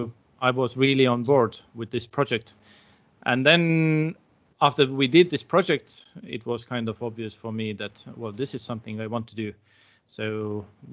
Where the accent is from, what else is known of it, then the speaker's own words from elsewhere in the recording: Tartu, Tartu County, Estonia; also born or lived in Algeria; I am originally from Tartu, so I have lived most of my life in Tartu.